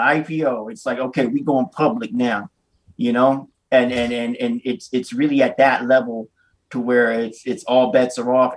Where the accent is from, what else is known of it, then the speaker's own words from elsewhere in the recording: Oakland, California, United States; out near Fruitvale where I'm from